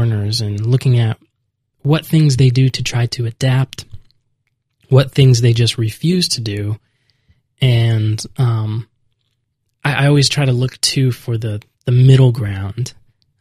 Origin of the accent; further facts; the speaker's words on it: United States; moved away as an adult